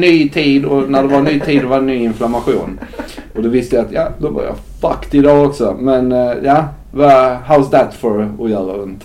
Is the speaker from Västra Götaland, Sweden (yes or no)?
no; Skåne, Sweden; moved away; also born or lived in Gothenburg; på den kommun där jag växte upp